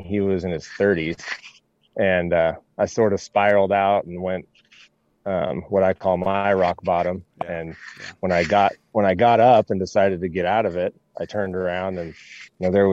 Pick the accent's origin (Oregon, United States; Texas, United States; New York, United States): Oregon, United States; Veneta; moved away as an adult; also born or lived in Lexington, Kentucky; we grew up in Veneta, Elmira. I went on to, college at Southern Oregon. And after that moved to Lexington, Kentucky for 10 years